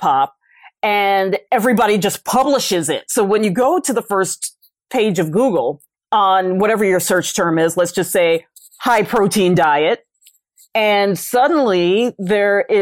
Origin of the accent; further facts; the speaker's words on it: New York City, New York, United States; where I grew up in the Bronx